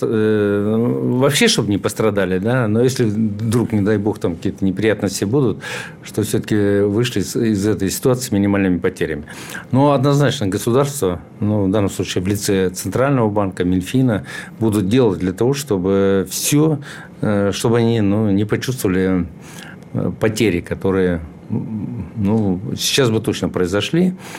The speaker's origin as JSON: {"language": "Russian", "region": "Chuvashia", "country": "Russia", "also_born_or_lived": "Moscow", "said": "я сам из Чуваши"}